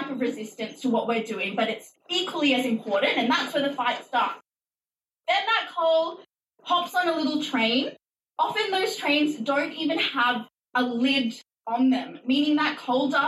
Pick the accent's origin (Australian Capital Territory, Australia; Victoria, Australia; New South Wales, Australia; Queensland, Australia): New South Wales, Australia; Mudgee; growing up in Mudgee